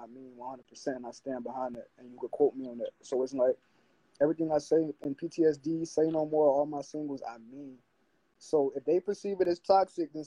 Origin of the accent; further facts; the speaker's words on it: Miami, Florida, United States; I'm from Miami, Florida